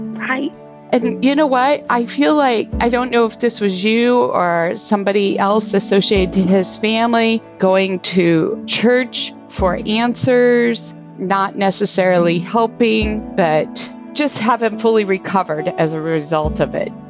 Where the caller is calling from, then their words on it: Lynchburg, Tennessee, United States; I'm calling from Lynchburg, Tennessee